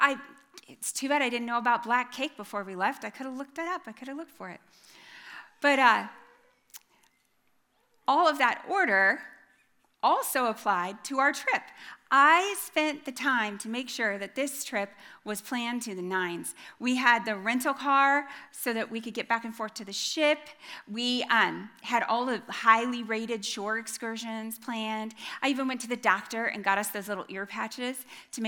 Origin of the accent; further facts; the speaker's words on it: Iowa, United States; middle-aged white lady from Iowa